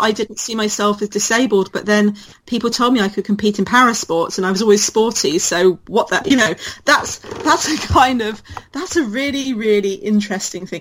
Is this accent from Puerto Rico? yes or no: no; United Kingdom; as a British person